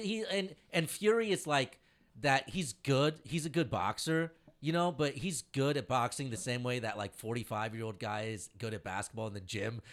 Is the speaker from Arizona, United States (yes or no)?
no; Indiana, United States; I'm from Indiana